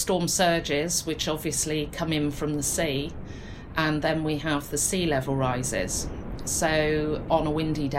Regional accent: Polperro, South West England, United Kingdom; moved away as an adult; now in Looe, United Kingdom; I grew up in Polperro

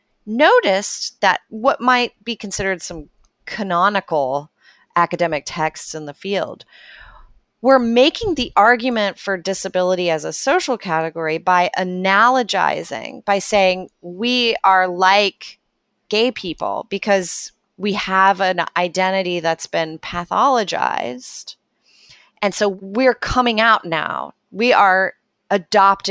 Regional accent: Texas, United States; I grew up in Texas

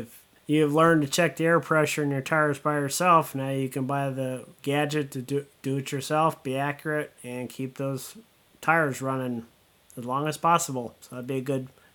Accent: Southern California, United States; when I was a kid growing up in Southern California

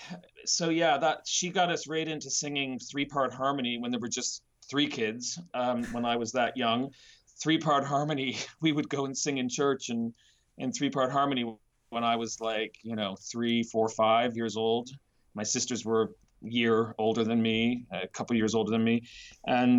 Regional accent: Nova Scotia, Canada; also born or lived in Vancouver; now in London, United Kingdom; I'm originally from a small city in Nova Scotia, Canada, which is on the eastern coast

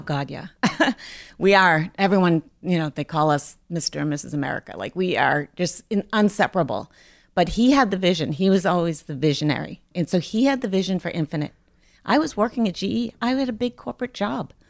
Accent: Lynn, Massachusetts, United States; I grew up in Lynn. I live in Lynn now still

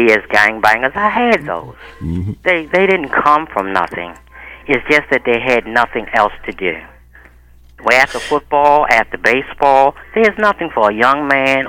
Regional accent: Baltimore, Maryland, United States; I come from Cherry Hill 70 years ago

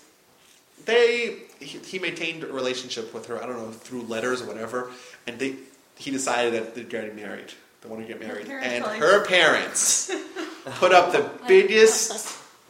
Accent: United States; I was born in the United States

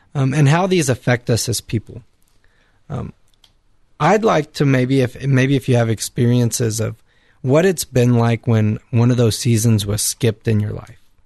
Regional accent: Victoria, Texas, United States; moved away; from the Diocese of Victoria in Texas

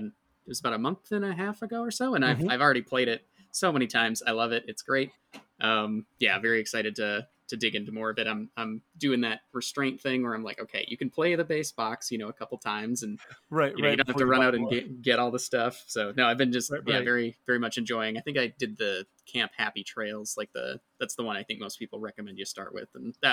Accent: Detroit, Michigan, United States; I'm from eastern side of the state, sort of outer Detroit area.

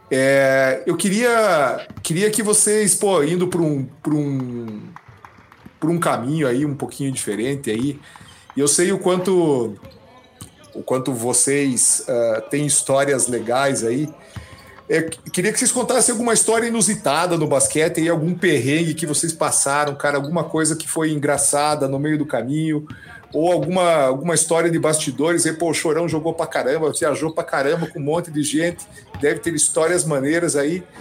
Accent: União da Vitória, Paraná, Brazil; Assim, eu vim do interior, né, cara? Eu vim de União da Vitória, lá no interior do Paraná.

